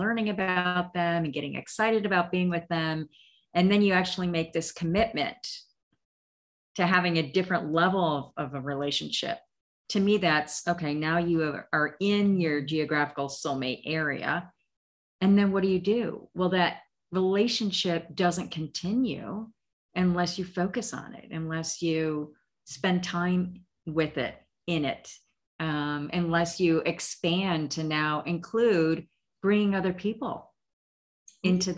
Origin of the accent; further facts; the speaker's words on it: Illinois, United States; moved away as an adult; also born or lived in Maryland / Arizona; I initially grew up in Illinois